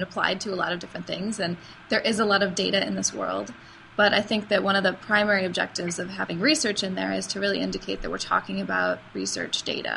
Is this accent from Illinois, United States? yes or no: no; Wisconsin, United States; also born or lived in Indiana; I'm from Wisconsin originally, so of course I will always be a Badger.